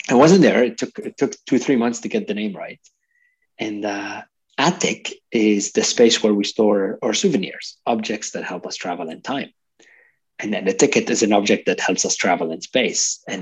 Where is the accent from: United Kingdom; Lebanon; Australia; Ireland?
Lebanon; also born or lived in Canada; I'm a multicultural person myself. I'm Lebanese Canadian. I lived in, in multiple countries